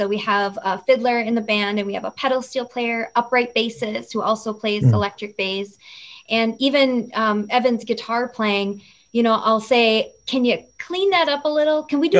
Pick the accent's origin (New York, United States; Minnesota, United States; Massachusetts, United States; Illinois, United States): Minnesota, United States; I reminisced about 1991 being a teenager growing up in the Central Hillside neighborhood.